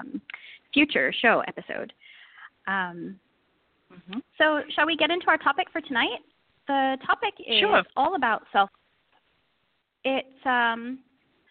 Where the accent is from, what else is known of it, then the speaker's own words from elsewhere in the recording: the Bay Area, California, United States; moved away as an adult; now in Bahrain; I'm originally from California, from the Bay Area